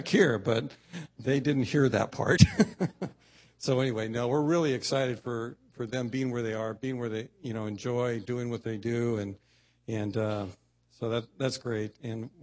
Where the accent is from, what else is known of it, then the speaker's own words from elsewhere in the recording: Eugene, Oregon, United States; I grew up in Eugene, Oregon